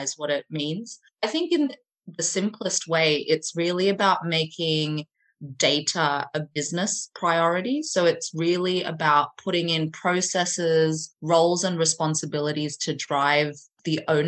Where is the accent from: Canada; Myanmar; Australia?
Australia; Sydney, New South Wales; moved away as an adult; now in London, United Kingdom; I grew up in Sydney, Australia, and now have been living in London for the last 12 or 13 years.